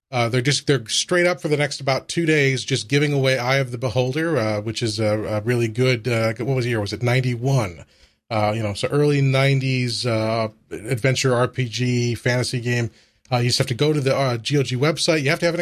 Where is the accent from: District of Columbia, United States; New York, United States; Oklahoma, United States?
New York, United States; Buffalo; Everybody knows I'm a hockey fan. I'm from Buffalo.